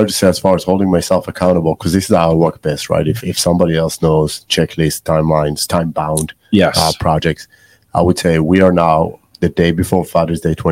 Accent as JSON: {"language": "English", "country": "Israel", "tie": "born or raised there", "moved": "yes", "said": "growing up in Israel, learning Bible studies and history"}